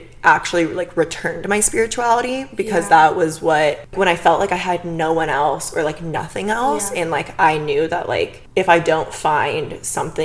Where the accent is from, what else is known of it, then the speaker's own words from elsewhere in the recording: Bakersfield, California, United States; now in Los Angeles, United States; I'm from Bakersfield. Whispers it. It's like 2 hours north